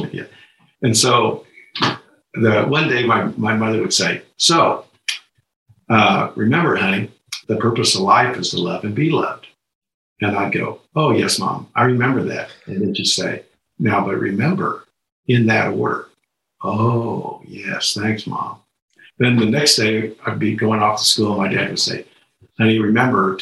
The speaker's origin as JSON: {"language": "English", "town": "Lawrence", "region": "Kansas", "country": "United States", "tie": "born or raised there", "said": "I grew up in Lawrence, Kansas, where the University of Kansas was."}